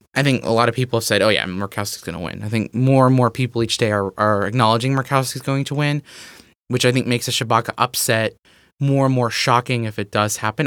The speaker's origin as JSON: {"language": "English", "region": "Texas", "country": "United States", "tie": "born or raised there", "said": "my home state of Texas"}